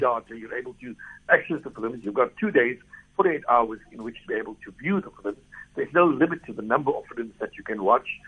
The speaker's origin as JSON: {"language": "English", "country": "South Africa", "said": "us as South Africans"}